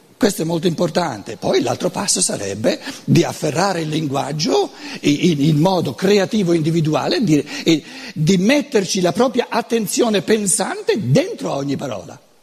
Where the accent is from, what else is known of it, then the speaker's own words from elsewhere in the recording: Brescia, Lombardy, Italy; accent: Brescian Lombard; first language Lombard (Brescian); Italian is a second language; la mia lingua materna non è l'italiano, eh, lo devo sempre sottolineare, è il lombardo, che è tutta un'altra cosa, il bresciano anzi